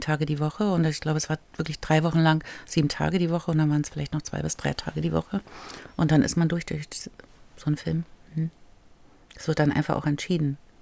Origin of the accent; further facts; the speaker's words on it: East Germany, Germany; Ich war zu jung und ich war aus dem Osten